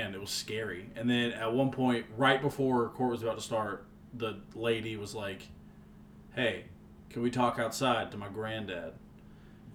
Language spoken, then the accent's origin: English; Nashville, Tennessee, United States; We grew up in Hermitage